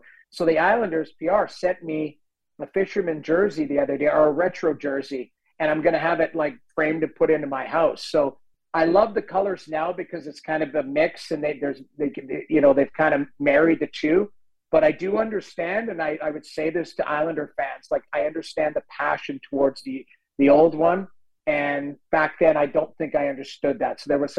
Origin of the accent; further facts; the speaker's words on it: St. Albert, Alberta, Canada; moved away as an adult; the general manager of the Guildford Flames, who I grew up with from in St. Albert, Alberta, he played there and became the GM.